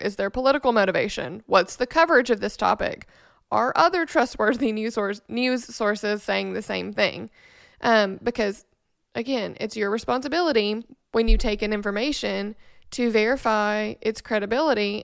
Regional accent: Memphis, Tennessee, United States; moved away; also born or lived in Nashville; we are both from Memphis

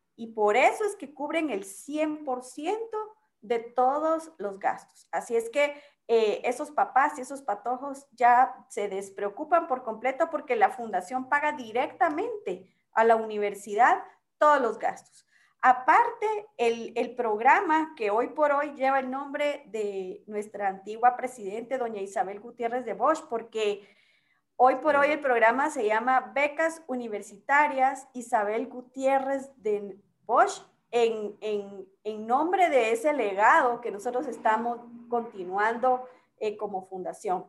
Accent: Guatemala; como buen chapín

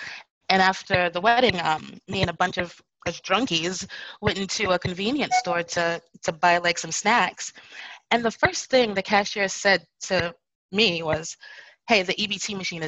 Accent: Bradford, Yorkshire and the Humber, United Kingdom; Well, actually, I'm from Bradford, which is in Yorkshire, England. It's further north.

